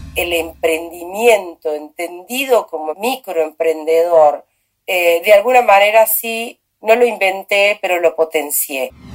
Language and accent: Spanish; Chaco, Argentina; moved away as an adult; also born or lived in Córdoba, Argentina / Corrientes, Argentina / Resistencia, Argentina; nací en Córdoba, criada en el Chaco